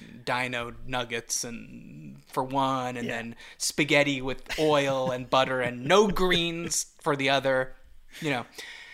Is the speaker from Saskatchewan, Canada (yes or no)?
no; Montreal, Quebec, Canada; accent: Montreal; my Montreal accent is annoying.